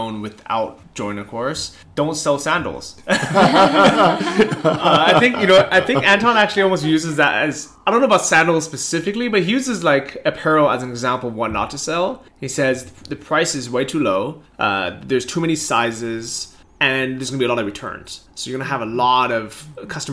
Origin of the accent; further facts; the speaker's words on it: United States; as an American